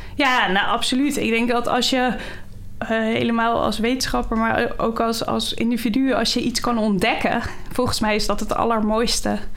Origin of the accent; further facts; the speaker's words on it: Schoorl, North Holland, Netherlands; Ik ben eh, geboren en getogen in Schorrel